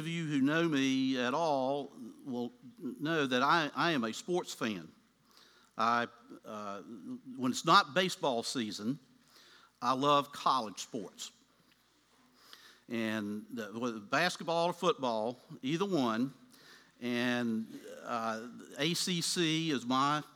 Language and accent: English; Chilhowie, Virginia, United States; moved away; my hometown, Chilhowie, Virginia